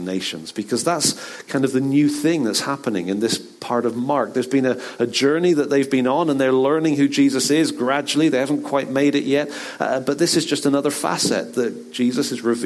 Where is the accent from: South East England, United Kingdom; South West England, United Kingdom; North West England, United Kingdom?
South West England, United Kingdom; Bristol; in the church growing up in Bristol